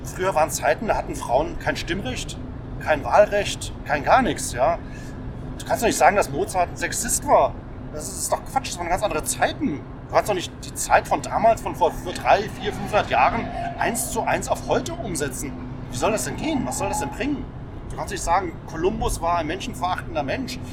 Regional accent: Germany

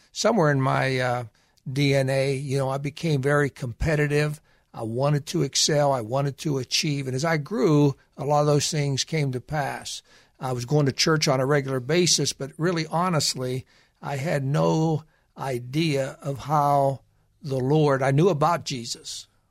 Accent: Western Pennsylvania, United States; I grew up in Western Pennsylvania

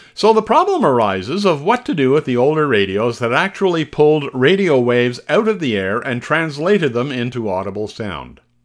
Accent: Canada; Being Canadian

